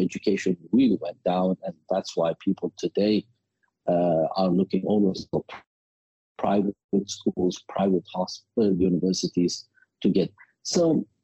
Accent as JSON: {"language": "English", "town": "Baghdad", "region": "Baghdad Governorate", "country": "Iraq", "tie": "born or raised there", "lives_now": "Erbil, Iraq", "said": "I was born in Baghdad, the capital of Iraq"}